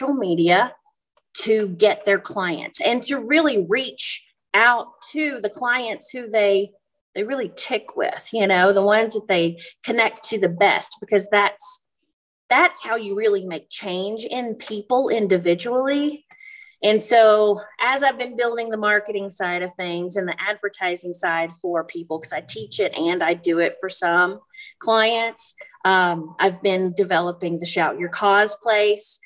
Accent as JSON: {"language": "English", "region": "the South", "country": "United States", "tie": "born or raised there", "also_born_or_lived": "Europe", "moved": "yes", "said": "I grew up in the South"}